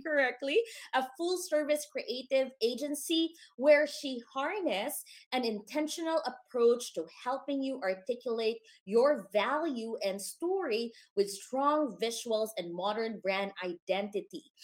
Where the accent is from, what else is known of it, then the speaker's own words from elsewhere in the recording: Philippines; now in United States; born and raised in the Philippines